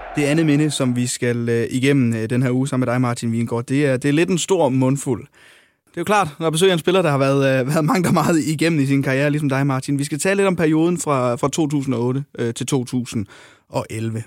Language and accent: Danish; Hjørring, North Denmark Region, Denmark; nu kommer jeg selv fra Jøring